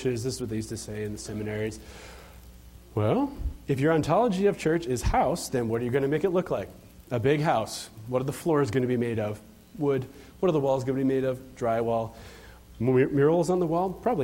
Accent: Chicago, Illinois, United States; I'm from Chicago

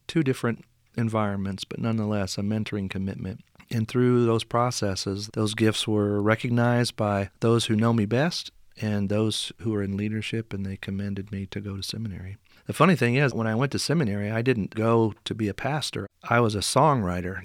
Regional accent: Henryville, Indiana, United States; moved away as an adult; also born or lived in Saint Louis, Missouri; I grew up in, uh, Henryville, Indiana. That's in southern Indiana

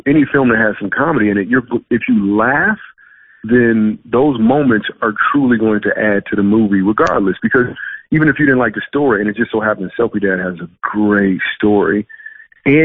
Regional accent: Grand Rapids, Michigan, United States; also born or lived in New York City / Los Angeles; now in Dallas, United States; I am from Michigan.

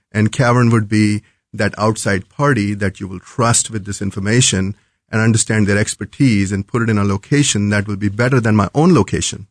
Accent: New Delhi, Delhi, India; moved away as an adult; also born or lived in North Carolina / Chicago; now in Kansas City, United States; Was born and brought up in New Delhi and, uh, came here as a student many, many years ago.

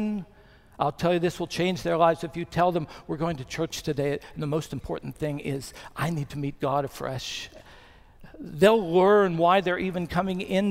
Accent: Bluefield, West Virginia, United States; moved away; Chris and I went back to my hometown of Bluefield, West Virginia for my 50th high school reunion

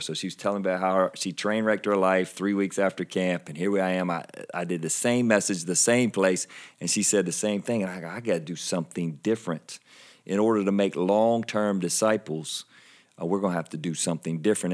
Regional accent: Anderson, South Carolina, United States; also born or lived in Iowa; Most people can tell by my accent that I'm from, uh, South Carolina, grew up in Anderson

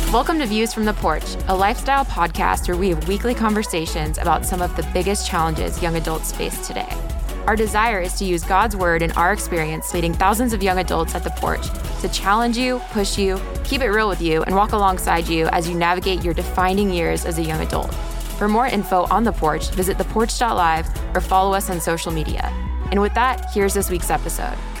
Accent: St. Petersburg, Florida, United States; I'm from Saint Pete, Florida

